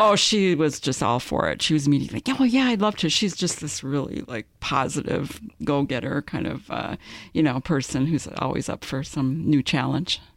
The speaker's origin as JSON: {"language": "English", "region": "Minnesota", "country": "United States", "said": "we're both from Minnesota"}